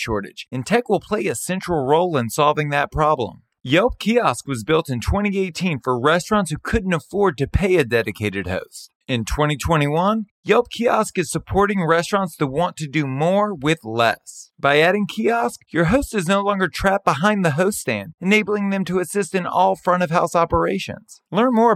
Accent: Baton Rouge, Louisiana, United States; I was born and raised in Baton Rouge, Louisiana

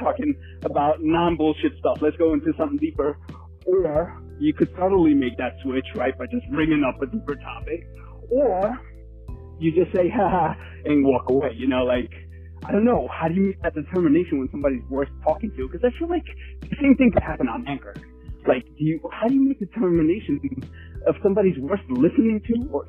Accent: New York City, New York, United States; growing up in New York City

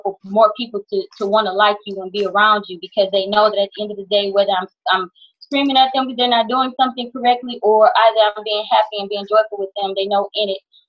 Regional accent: Houston, Texas, United States; moved away as an adult; also born or lived in California; I was born and raised in Houston, Texas. When I became a little bit of age in my early 20s, I moved to California

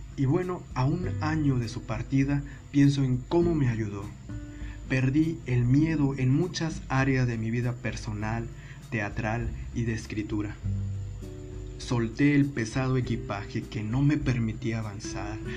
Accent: Monterrey, Nuevo León, Mexico; moved away; en el 2006 me mudo a mi ciudad de origen, a Monterrey, Nuevo León, México

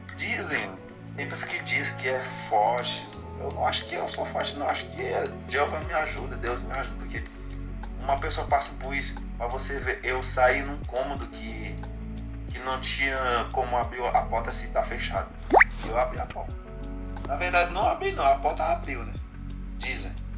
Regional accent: Haiti; Portuguese is a second language; moved away as an adult; now in Brazil; Eu sou do Haiti

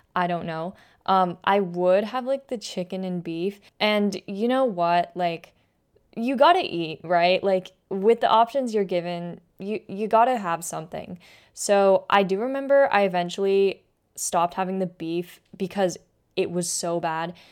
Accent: West Coast, United States; moved away as an adult; now in Philadelphia, United States; I'm from the West Coast

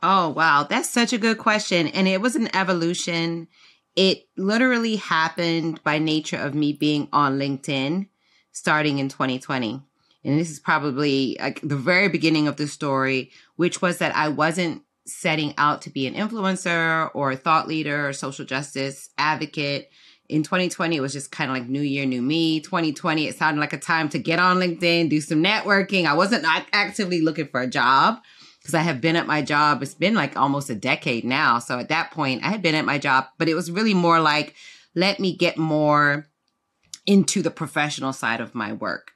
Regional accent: South Florida, United States; also born or lived in London, United Kingdom; I'm from U K, was raised in South Florida, but, uh, I was born in London

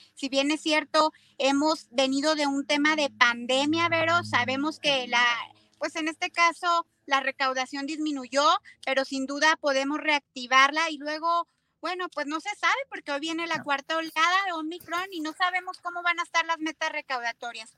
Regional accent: Zacatecas, Mexico; somos zacatecanos

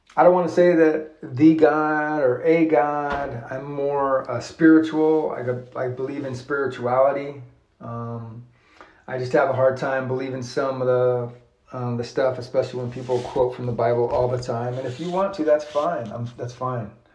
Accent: United States; as an American

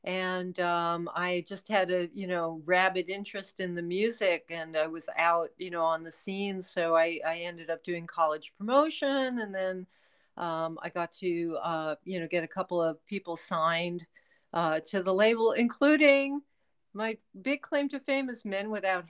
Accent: New York City, New York, United States; I'm from Brooklyn.

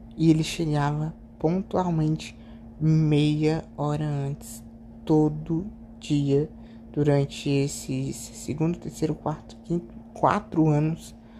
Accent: Ceará, Brazil; eu sou do Ceará

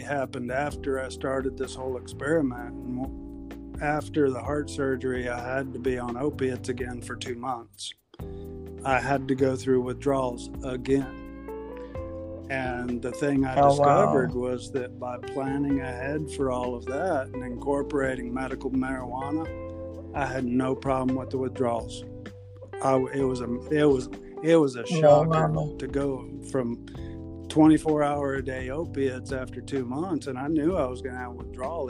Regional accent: South Louisiana, United States; I grew up in South Louisiana in the 60s

